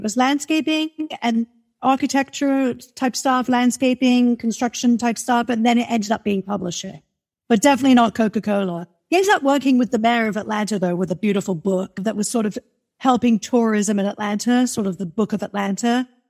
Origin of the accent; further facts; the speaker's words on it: England, United Kingdom; when I go back to my hometown and I'm back in England, then I've got that real... It's sort of my dad comes from a Cockney.